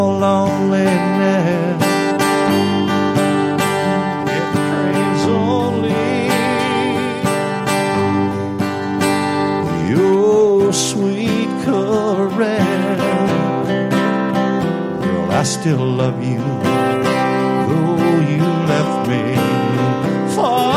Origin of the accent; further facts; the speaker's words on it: Clearwater, Florida, United States; also born or lived in Nashville, Tennessee; now in Tampa Bay, United States; I was actually raised in Clearwater. I grew up around the Tampa Bay area, but when I was 22, I moved off to Nashville and I lived up there for 20 years